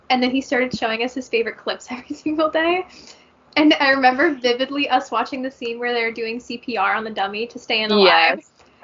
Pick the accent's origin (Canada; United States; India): Canada; watching it as a Canadian